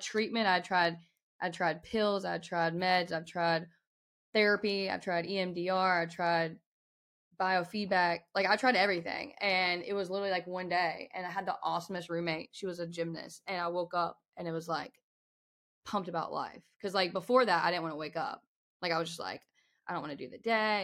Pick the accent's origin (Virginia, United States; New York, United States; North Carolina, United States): North Carolina, United States; Winston-Salem; Winston-Salem where I was born